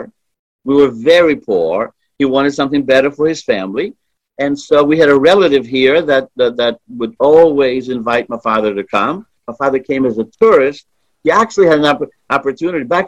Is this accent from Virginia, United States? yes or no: yes; Hampton, Virginia, United States; English is a second language; living in Hampton. Literally not even a 10-minute drive from my house was the Hampton Coliseum